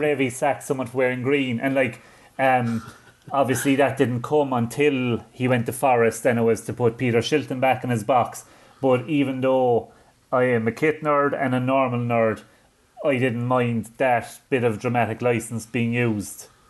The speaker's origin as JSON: {"language": "English", "country": "Ireland", "said": "I'm not just saying that as an Irishman"}